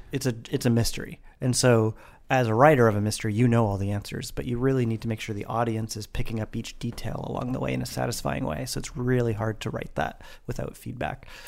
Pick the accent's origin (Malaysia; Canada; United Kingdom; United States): Canada; Vancouver, British Columbia; in Vancouver, in my hometown